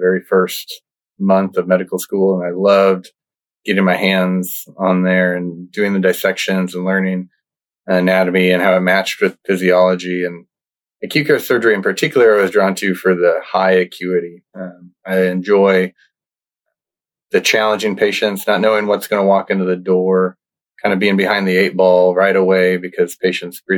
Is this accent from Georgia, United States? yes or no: no; Nebraska, United States; moved away; I grew up in Nebraska, actually, in a really small town in the northeast part of the state.